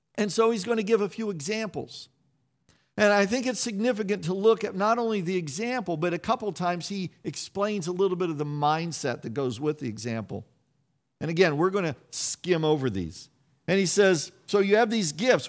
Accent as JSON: {"language": "English", "region": "Kansas", "country": "United States", "tie": "born or raised there", "moved": "yes", "said": "I grew up around farmers in Kansas."}